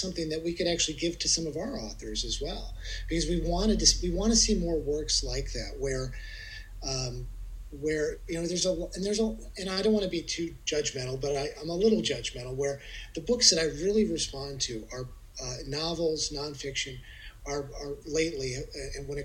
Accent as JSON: {"language": "English", "region": "Midwest", "country": "United States", "tie": "born or raised there", "moved": "yes", "said": "I'm from the Midwest"}